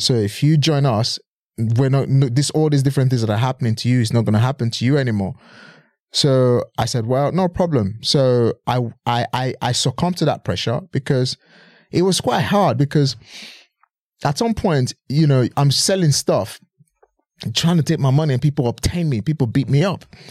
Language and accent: English; Edo, Nigeria; moved away as an adult; now in United Kingdom; I'm originally from Edo State. I was born and bred in Nigeria.